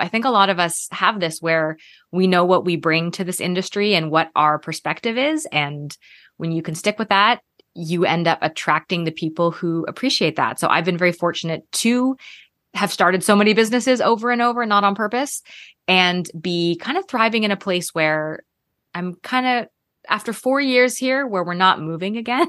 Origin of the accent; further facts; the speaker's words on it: Canada; moved away as an adult; also born or lived in Toronto / Minnesota / California / Texas; now in Georgia, United States; I'm actually from Canada, so started my career in Toronto